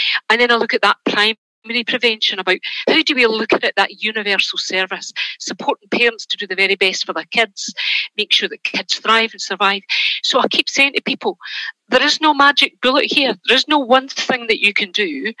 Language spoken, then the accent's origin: English; Glasgow, Scotland, United Kingdom; It is, yes. So I'm just outside Glasgow, but Glasgow is a place that I did most of my work.